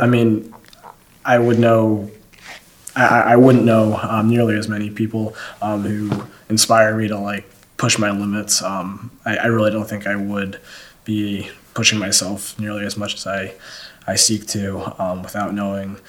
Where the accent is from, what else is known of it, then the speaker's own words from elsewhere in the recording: Northeast Ohio, United States; now in Athens, United States; growing up in Northeast Ohio